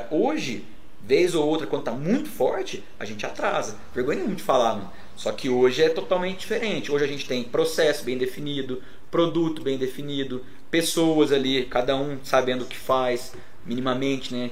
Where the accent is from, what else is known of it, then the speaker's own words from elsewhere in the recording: Pouso Alegre, Minas Gerais, Brazil; lá de Pouso Alegre.